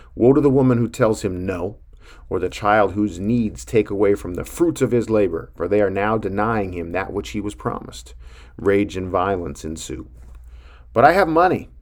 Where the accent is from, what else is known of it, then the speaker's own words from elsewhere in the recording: Billings, Montana, United States; growing up in Billings, Montana